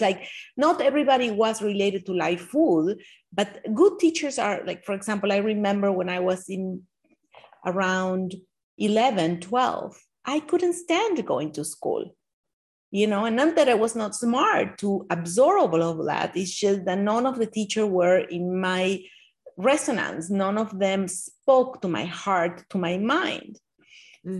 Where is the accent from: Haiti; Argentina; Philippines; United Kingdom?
Argentina; now in Miami Beach, United States; growing up in Argentina